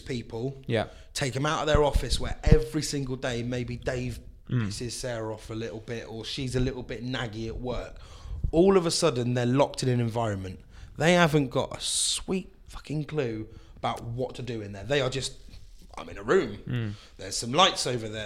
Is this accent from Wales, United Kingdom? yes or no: no; London, United Kingdom; now in Swindon, United Kingdom; I grew up in London